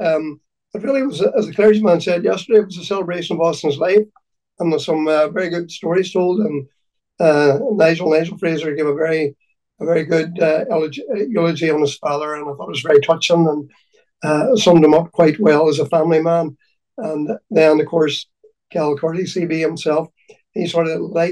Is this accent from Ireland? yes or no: yes; County Donegal, Ireland; I'm from Donegal, and I've grown up with the rally